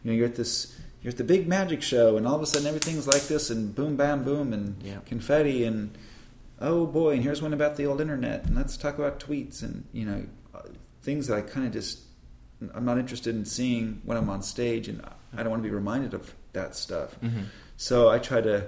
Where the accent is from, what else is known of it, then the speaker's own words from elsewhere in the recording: Burbank, California, United States; when I was a kid growing up in Burbank